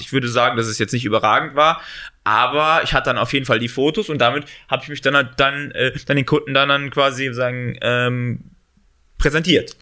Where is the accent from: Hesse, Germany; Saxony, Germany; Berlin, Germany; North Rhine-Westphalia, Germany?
Hesse, Germany; Central; moved away as an adult; now in Düsseldorf, Germany; ich komme ursprünglich, äh, sagen Gießen, äh, Hessen, also sagen Marburg, Mittelhessen, da komme ich ursprünglich her